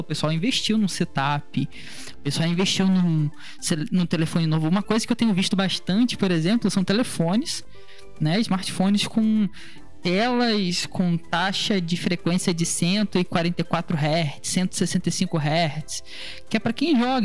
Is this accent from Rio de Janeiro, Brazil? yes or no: yes; Rio de Janeiro, Brazil; conversando com uma conterrânea carioca